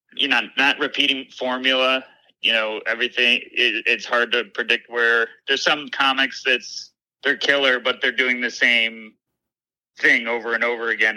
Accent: Syracuse, New York, United States; a club opened in my hometown of Syracuse

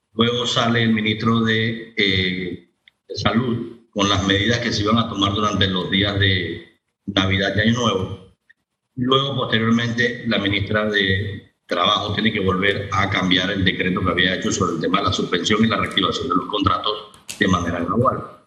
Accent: Panama; nosotros como panameños

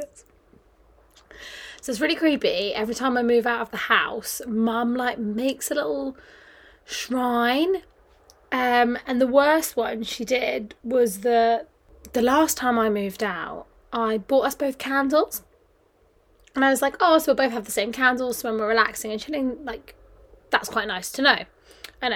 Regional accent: Kent, South East England, United Kingdom; moved away as an adult; now in London, United Kingdom; At home in Kent

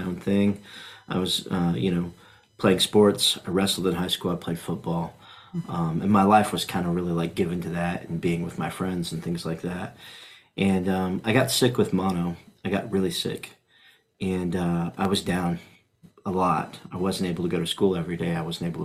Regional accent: Indianapolis, Indiana, United States; now in Frankfort, United States; I was raised in Indianapolis on the south side

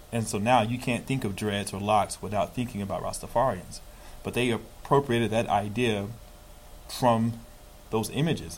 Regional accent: United States; as Americans

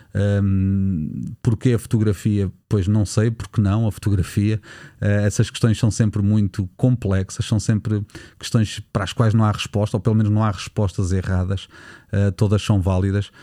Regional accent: Nazaré, Centro, Portugal; na Nazaré, a minha terra natal

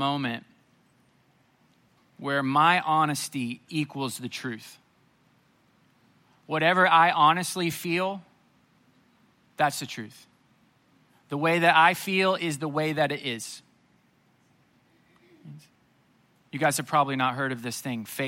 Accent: Springfield, Missouri, United States; I grew up in Springfield, Missouri

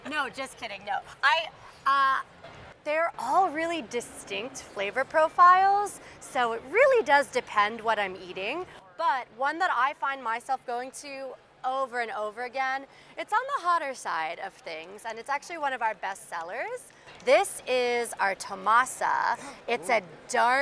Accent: New York City, New York, United States; we're from Brooklyn.

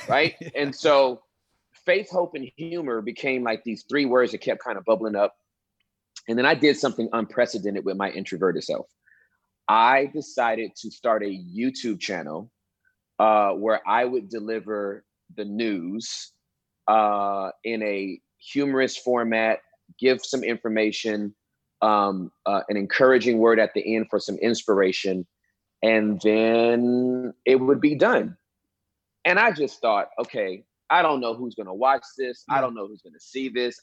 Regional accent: Inglewood, California, United States; now in Texas, United States; I'm originally from Southern California, Inglewood, and uh, I moved to Texas in 1997

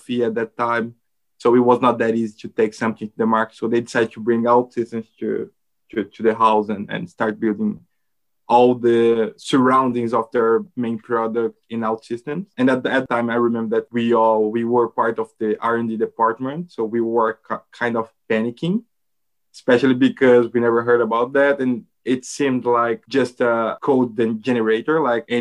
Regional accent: Brazil; also born or lived in Netherlands; now in Portugal; from Brazil. I'm currently living in Portugal.

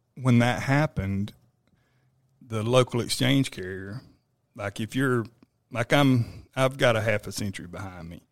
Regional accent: Florida, United States; moved away as an adult; now in Texas, United States; I'm, I'm actually from Florida

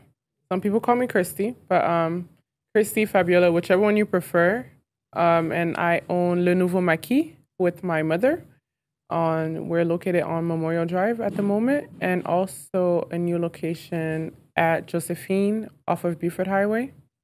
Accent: Lomé, Maritime, Togo; So Lomé, Togo.

